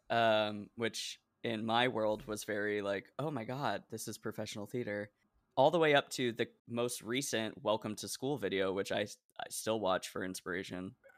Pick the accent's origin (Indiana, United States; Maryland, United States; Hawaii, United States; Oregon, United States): Oregon, United States; moved away as an adult; also born or lived in Decatur, Illinois; I'm from Oregon